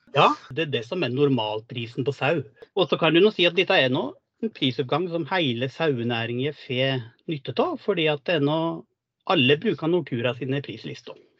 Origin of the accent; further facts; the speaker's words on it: Lesja, Innlandet, Norway; moved away; Jeg kommer opprinnelig fra Lesja i Nord-Gudbrandsdalen. Og oppvokste på en gard der med storfe og sau.